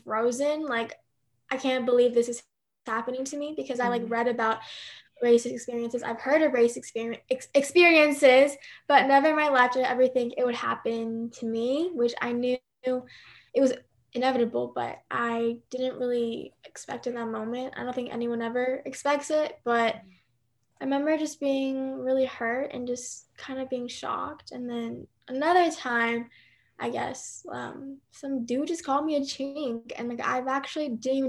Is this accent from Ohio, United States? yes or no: no; Nashville, Tennessee, United States; also born or lived in Seoul, South Korea; I was born in Seoul, and then I moved to Nashville when I was 2, and then I've just been here ever since